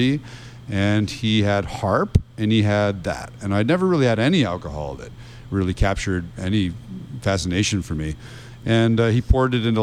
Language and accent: English; Rochester, New York, United States; moved away as an adult; also born or lived in Westchester / London; now in Sarasota, United States; I was born in New Rochelle outside New York City. We were in Westchester till I was in the third grade. And then we moved to Rochester, New York